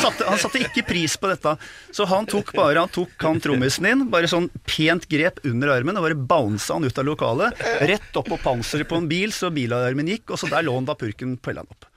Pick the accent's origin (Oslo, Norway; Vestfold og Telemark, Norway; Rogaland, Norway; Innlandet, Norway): Oslo, Norway; jeg vokste opp på Disen